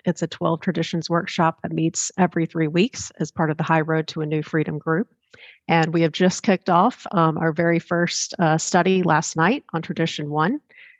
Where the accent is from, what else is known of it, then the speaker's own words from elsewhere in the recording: North Carolina, United States; I am from North Carolina